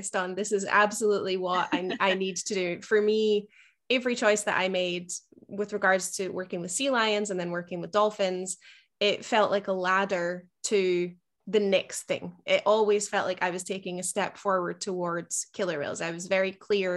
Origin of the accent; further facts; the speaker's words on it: Scotland, United Kingdom; moved away; I definitely did not grow up in South Florida. you know, rainy Scotland is about as far from that as you can get